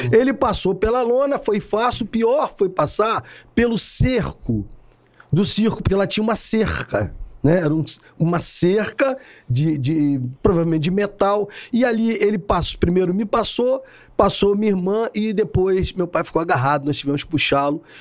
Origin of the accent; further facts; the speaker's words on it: São Gonçalo, Rio de Janeiro, Brazil; eu sou de São Gonçalo, sou um filho de São Gonçalo, nasci em 1958.